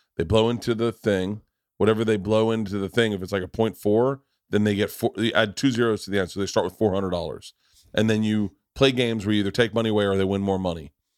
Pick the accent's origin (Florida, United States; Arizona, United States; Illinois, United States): Florida, United States; moved away; also born or lived in Los Angeles; I grew up in Florida